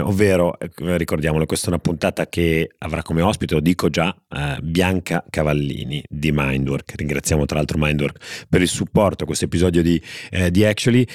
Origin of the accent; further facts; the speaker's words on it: Genoa, Liguria, Italy; è dominato da due voci genovesi